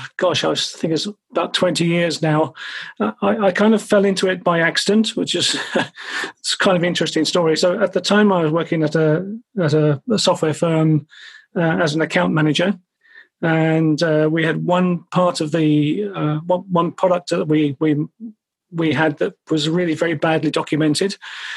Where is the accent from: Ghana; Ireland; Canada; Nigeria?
Ireland; now in London, United Kingdom; I'm Irish originally, although you can't really tell from my accent anymore. But my aunt and uncle were coming across from Dublin to visit us in London